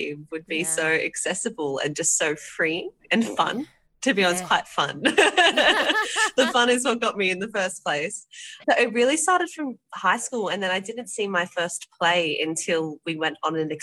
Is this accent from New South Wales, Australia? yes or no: yes; Penrith, New South Wales, Australia; I'm from Penrith, so I'm the very end of it, before the Blue Mountains